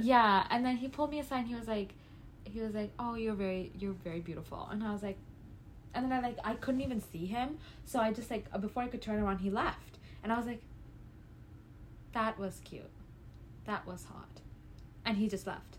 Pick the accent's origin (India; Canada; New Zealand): Canada; Calgary, Alberta; I'm from Calgary